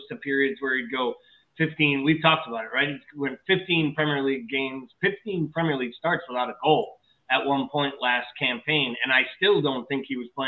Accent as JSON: {"language": "English", "country": "United States", "said": "as an American sports fan"}